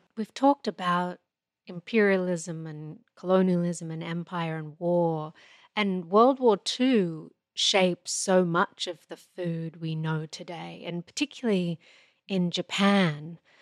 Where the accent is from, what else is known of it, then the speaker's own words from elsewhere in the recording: Australia; moved away; I'm Australian-born